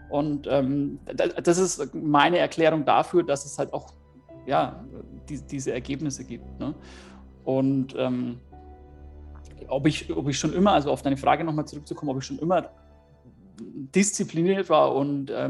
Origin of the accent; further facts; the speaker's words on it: Bavaria, Germany; ich komme aus der Nähe von Nürnberg